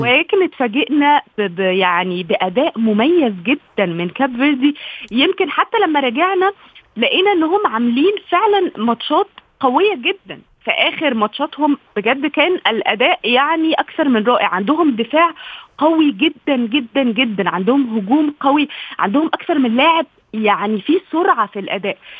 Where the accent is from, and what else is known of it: Egypt